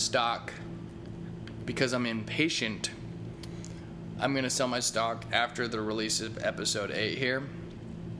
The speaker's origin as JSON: {"language": "English", "town": "Eureka", "region": "Missouri", "country": "United States", "tie": "born or raised there", "said": "I come from Eureka, Missouri, Eureka High School"}